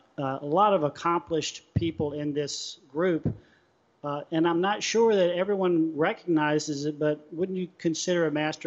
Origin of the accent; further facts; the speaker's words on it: Meridian, Mississippi, United States; I grew up in Meridian